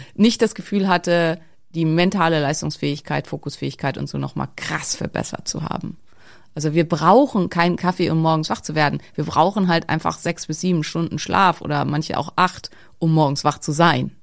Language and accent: German; Schleswig-Holstein, Germany; ich komme halt aus Schleswig-Holstein, bei uns ist alles Hack